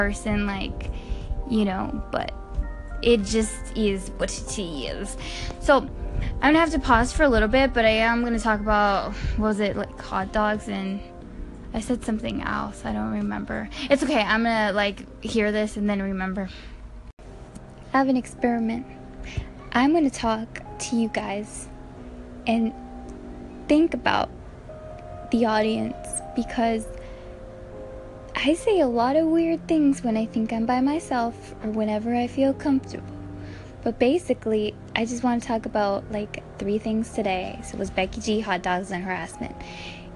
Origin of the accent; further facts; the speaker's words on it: Compton, California, United States; I was from Compton